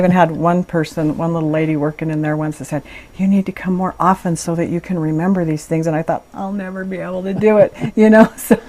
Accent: Meridian, Idaho, United States; I was born in Meridian, Idaho.

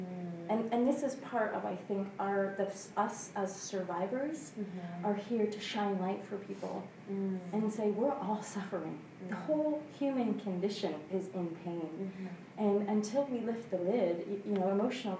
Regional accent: Chatham, Ontario, Canada; now in United Kingdom; I grew up in Canada

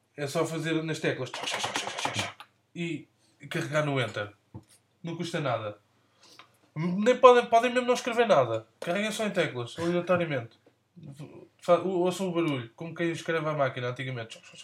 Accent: Trás-os-Montes, Portugal; como transmontano

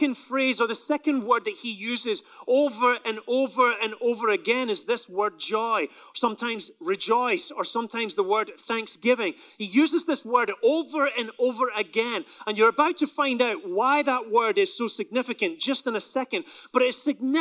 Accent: Scotland, United Kingdom; now in United States; my country in Scotland

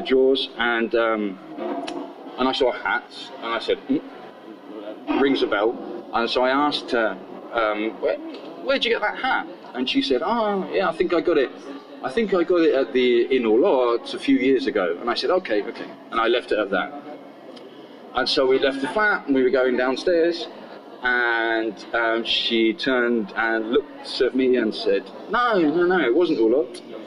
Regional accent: Portsmouth, South East England, United Kingdom; also born or lived in Girona; now in Barcelona, Spain; I'm originally from Portsmouth in England.

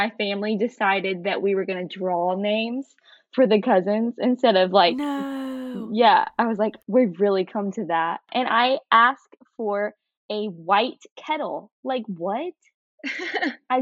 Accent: Chapin, South Carolina, United States; now in Charleston, United States; I'm originally from Chapin, South Carolina. And now I get to call the beautiful city of Charleston home

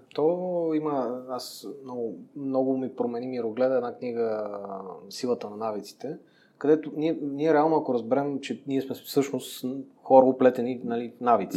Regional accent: Montana, Montana Province, Bulgaria; moved away as an adult; also born or lived in Gabrovo; now in Sofia, Bulgaria; отраснал съм в Монтана, роден съм в София, отраснал съм в Монтана, учил съм в Габрово и сега се върнах нали, в София.

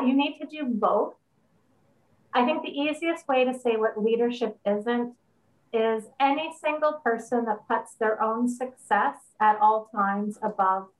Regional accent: Canada; I am a Canadian, otherwise known as Canadian

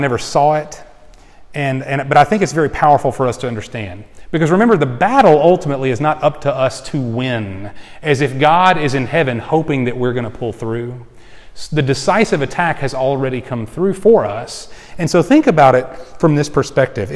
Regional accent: Houston, Texas, United States; I grew up in the Houston area in Texas.

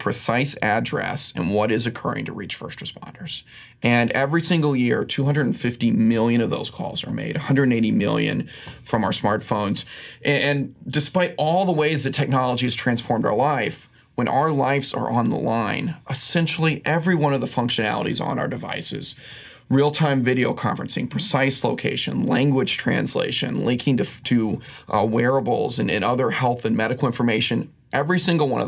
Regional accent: Midwest, United States; moved away as an adult; now in New York, United States; I grew up in the Midwest, as I mentioned. And so after college, I moved out to New York

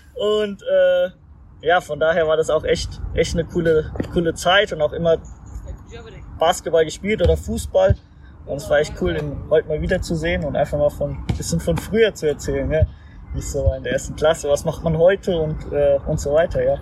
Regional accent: Mainz, Rhineland-Palatinate, Germany; moved away; ich bin in Mainz geboren

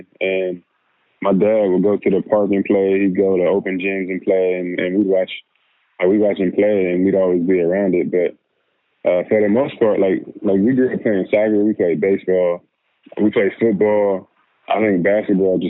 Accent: the Valley, California, United States; moved away as an adult; also born or lived in Philadelphia / Los Angeles; now in New Orleans, United States; I'm from California, from the Valley, Jacksonville, California. That's where my family still lives

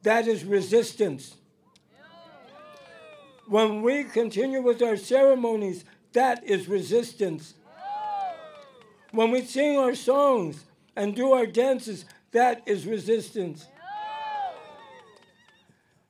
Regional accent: Santa Isabel Band of the Iipay Nation, California, United States; I am from the Santa Isabel Band of the Ipai Nation. Represent one of the 12 Kumeyaay bands in San

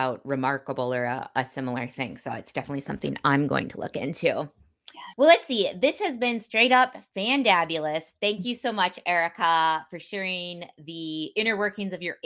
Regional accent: Midwest, United States; as a Midwesterner

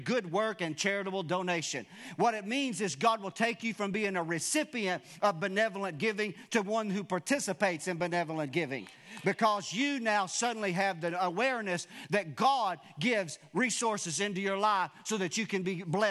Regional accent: Wilburn, United States; I'm from Wilburn

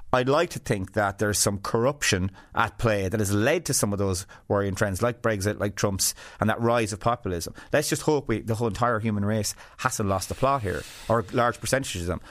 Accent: west of Ireland, Ireland; I came from West of Ireland background where to me, everyone was the same class.

